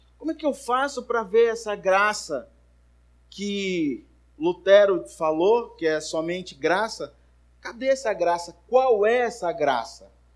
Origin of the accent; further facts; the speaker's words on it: Manaus, Amazonas, Brazil; Cresci lá na primeira igreja batista de Manaus